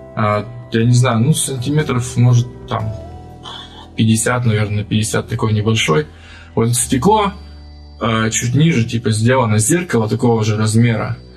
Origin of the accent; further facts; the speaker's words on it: Kurgan, Kurgan Oblast, Russia; я из Кургана